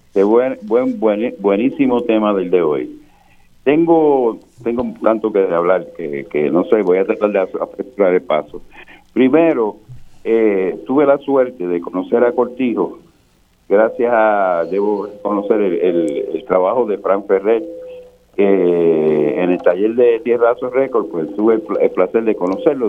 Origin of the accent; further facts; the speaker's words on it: Fajardo, Puerto Rico; Yo soy de Fajardo y yo tuve la suerte de conocer a, la plena en su, en su, nacimiento de barrio